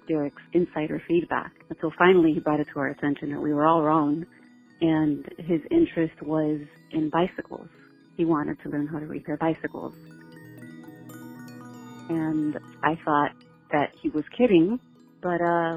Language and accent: English; Pembroke Pines, Florida, United States; I'm from Pembroke Pines, Florida.